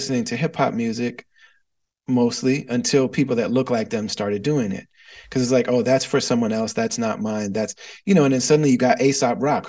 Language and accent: English; Midwest, United States; I was raised in the Midwest